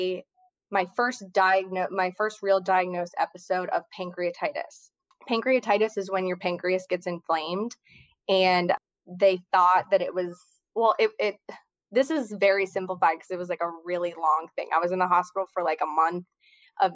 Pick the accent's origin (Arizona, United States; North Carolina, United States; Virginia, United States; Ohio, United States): Ohio, United States; Cincinnati; moved away as an adult; now in New Orleans, United States; I'm originally from Cincinnati, Ohio, but I've lived in New Orleans for about 5 years now